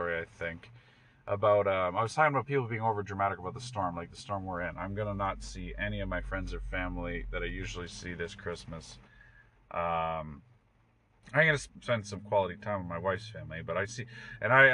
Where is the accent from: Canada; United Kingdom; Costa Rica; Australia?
Canada; also born or lived in Toronto; speaking as a Canadian